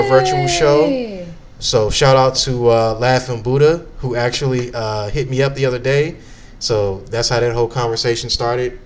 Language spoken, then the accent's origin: English; Chicago, Illinois, United States; moved away; I'm a Chicagoan